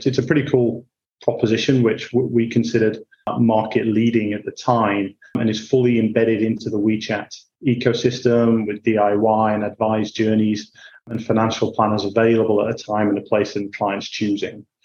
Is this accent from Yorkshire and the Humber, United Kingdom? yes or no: yes; Hull, Yorkshire and the Humber, United Kingdom; moved away as an adult; also born or lived in Bath; now in Singapore; I grew up in Hull in Yorkshire.